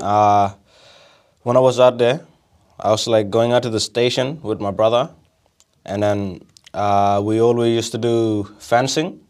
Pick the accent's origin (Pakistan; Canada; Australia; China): Australia; Derby, Beagle Bay, near Broome, Western Australia; also born or lived in Looma; I was born in Derby. grew up in two places, which is Luma, just outside of Derby, and then also Beagle Bay, which are just not far of Broome.